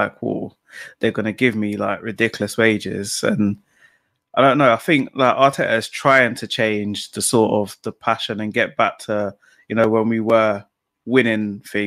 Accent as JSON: {"language": "English", "region": "London", "country": "United Kingdom", "moved": "yes", "lives_now": "Buckinghamshire, United Kingdom", "said": "I'm calling from Buckinghamshire, but I'm actually from Tottenham."}